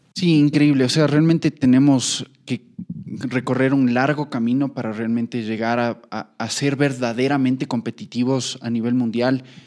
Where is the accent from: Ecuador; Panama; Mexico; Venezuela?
Ecuador; como seleccionado ecuatoriano